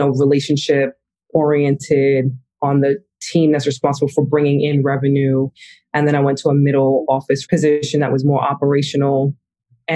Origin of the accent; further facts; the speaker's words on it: Hempstead, New York, United States; moved away as an adult; also born or lived in Brooklyn / Atlanta, Georgia / London; I was born in Brooklyn, but raised in Long Island, in Hempstead, Long Island specifically